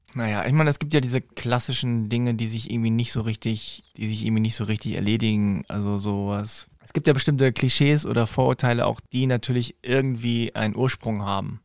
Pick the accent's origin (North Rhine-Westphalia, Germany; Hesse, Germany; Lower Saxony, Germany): Lower Saxony, Germany; Hanover; in Hannover, meiner Heimatstadt